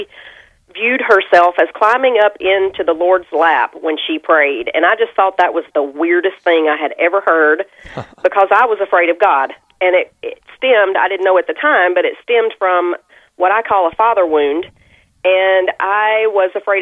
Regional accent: Southern United States, United States; I live east of Nashville, about 45 miles. And so I'm a Southern girl

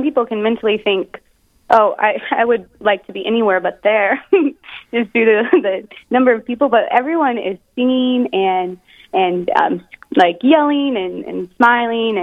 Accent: Omaha, Nebraska, United States; moved away; the Archdiocese of Omaha flag that I recognized, and that's where my hometown parish was

